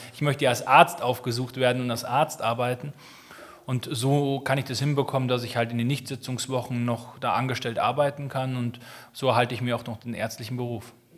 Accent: Munich, Bavaria, Germany; also born or lived in Berlin; München ist so meine Heimat

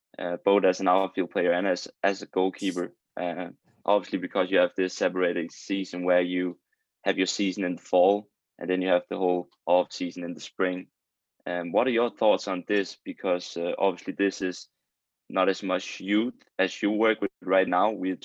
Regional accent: Denmark; now in United States; obviously Alexander and I are from Denmark, both played in the college system in America

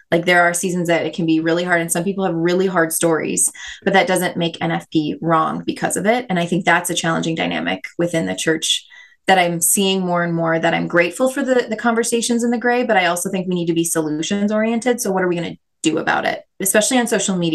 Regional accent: Minnesota, United States; I totally was. Yeah. We actually, David and I are both from the same town, um

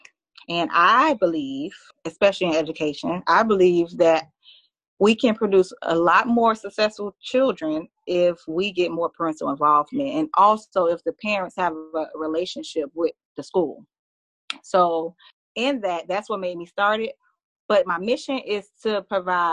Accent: Miami, Florida, United States; now in Orlando, United States; I'm originally from Miami.

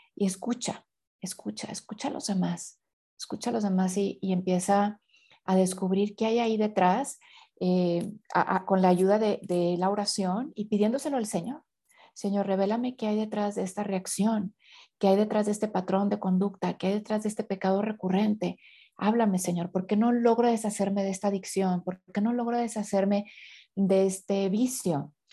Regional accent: Mexico; yo soy de tal parte de la, de la República de México, ¿no? Soy tal parte de México

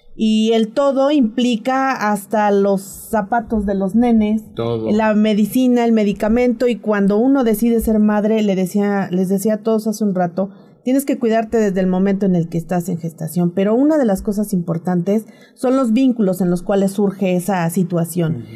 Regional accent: Tlaxcala, Mexico; moved away; yo vengo de Tlaxcala

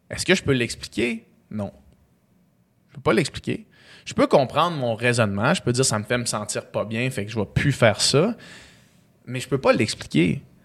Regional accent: Chicoutimi, Quebec, Canada; also born or lived in Houston, Texas; quand je suis né à Chicoutimi

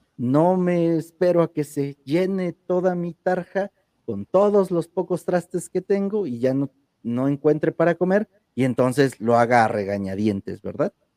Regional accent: Oaxaca, Mexico; mil ocho mil decimos aquí en Oaxaca

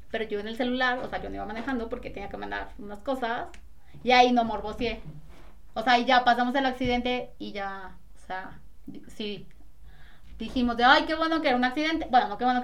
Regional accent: Mexico City, Mexico; yo soy la chilanga en este caso

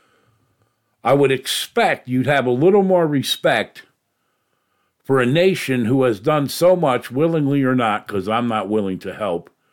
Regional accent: New York, United States; moved away; in my neck of the woods there where I grew up in New York

